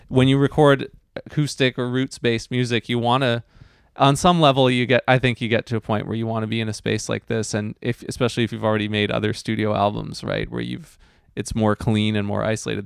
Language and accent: English; New Westminster, British Columbia, Canada; when I was growing up in New West